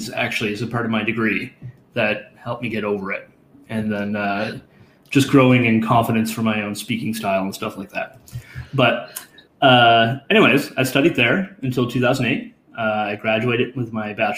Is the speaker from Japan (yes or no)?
no; Nova Scotia, Canada; moved away as an adult; also born or lived in New Brunswick; now in Ottawa, Canada; I'm from Nova Scotia